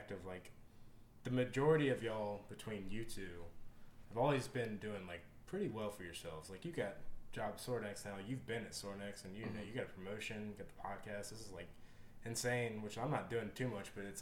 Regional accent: Lexington, United States; I grew up in Lexington. I'm from Lexington originally. I've been here all my life.

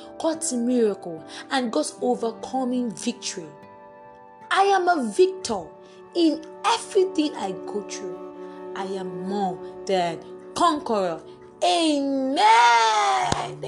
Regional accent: Nigeria; +234, I'm in Nigerian actually

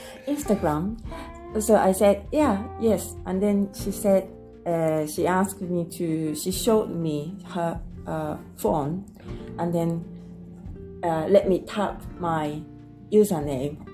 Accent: Japan; I'm from Japan.

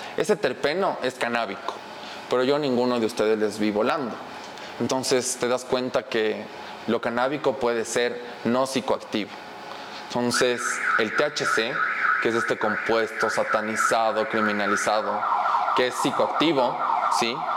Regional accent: Ecuador; estamos en la sociedad ecuatoriana

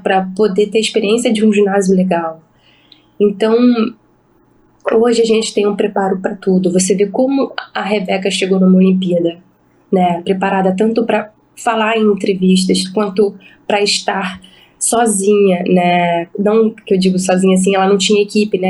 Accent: Rio de Janeiro, Brazil; era um Pan-Americano que era na minha cidade, onde eu nasci, era uma oportunidade da minha família estar presente

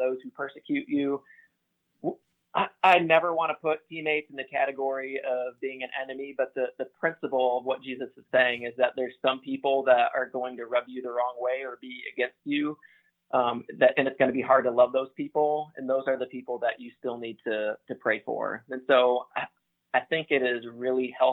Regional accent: Grand Rapids, Michigan, United States; I grew up in a Christian home. I'm from Grand Rapids, Michigan. So I grew up going to church

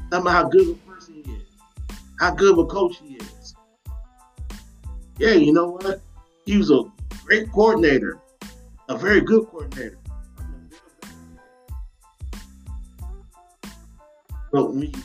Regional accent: Detroit, Michigan, United States; I grew up in Detroit, Michigan

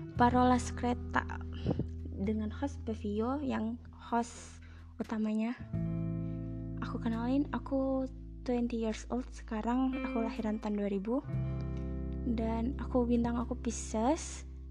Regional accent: Indonesia; negara aku

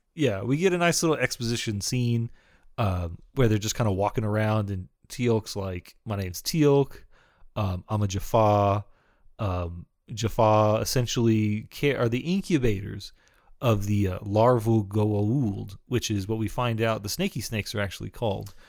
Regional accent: Texas, United States

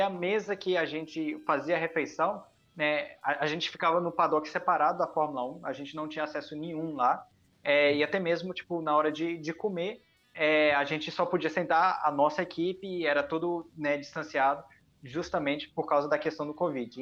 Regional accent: Japan; moved away; eu nasci no Japão

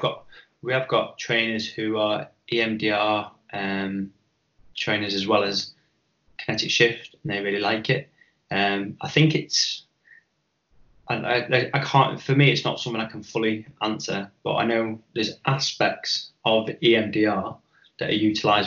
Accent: Chester, North West England, United Kingdom; growing up in Chester in the 90s, you know, I remember paranoia being a really big thing.

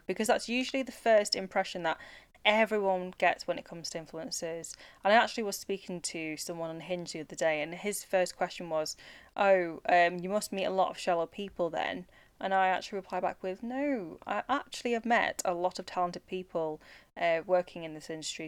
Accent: United Kingdom; life as a British born Chinese person

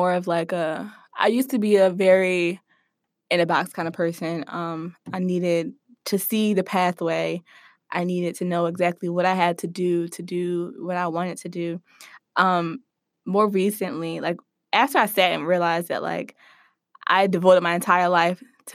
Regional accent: Philadelphia, Pennsylvania, United States; I grew up in the Germantown section of Philadelphia

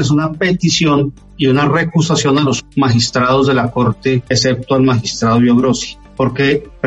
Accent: Colombia; como colombiano, como padre de dos hijas y como agente del Estado colombiano, rechazo absolutamente todo lo que le sucedió a Ginette Bedoya.

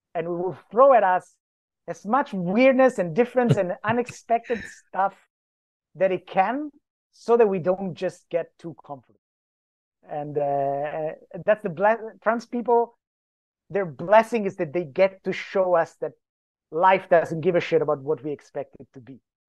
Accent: Greenland; I come from Greenland, so I may not be unbiased in my assessment

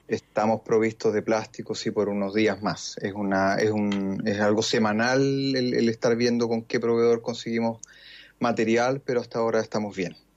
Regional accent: Chile; en Chile nosotros

